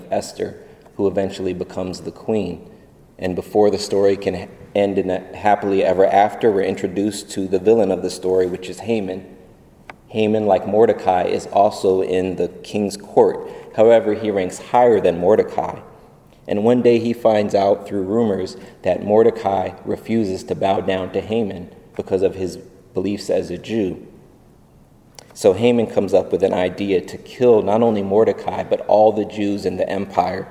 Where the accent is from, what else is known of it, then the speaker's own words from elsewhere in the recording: United States; Being a Filipino Haitian American